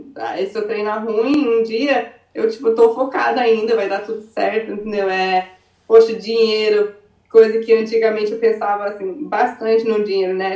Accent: Arizona, United States; moved away as an adult; also born or lived in Brazil / Rio de Janeiro; now in California, United States; eu nasci no Arizona, eu vivi assim, a maioria parte da minha vida no Arizona. É, com 16 anos mudei pro Brasil

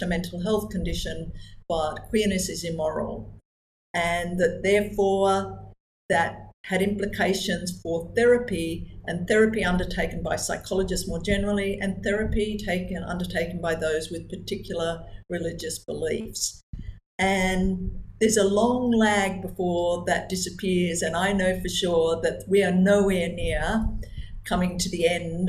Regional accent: New Zealand; also born or lived in Australia; now in Malaysia; I was born in New Zealand. I'm an Anglo-Australian New Zealander, would be how I would describe myself ethnically.

